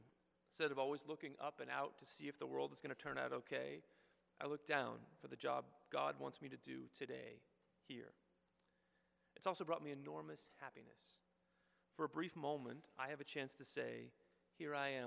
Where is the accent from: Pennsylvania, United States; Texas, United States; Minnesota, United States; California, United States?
Texas, United States; Houston; moved away; I grew up in Houston, going to Presbyterian Church